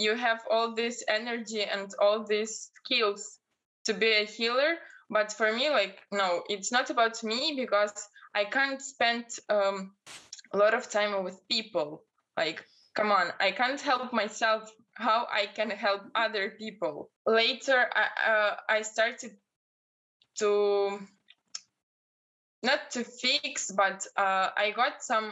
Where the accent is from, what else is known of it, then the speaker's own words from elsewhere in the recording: Belarus; English is a second language; moved away as an adult; now in Portugal; I'm from Belarus